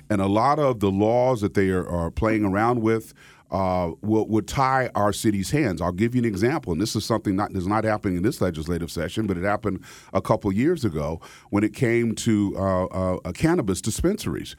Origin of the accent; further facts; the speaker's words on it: Wichita, Kansas, United States; moved away as an adult; also born or lived in Cambridge, Massachusetts / Philadelphia; now in West Palm Beach, United States; country boy from Kansas. I was born and raised in Wichita, Kansas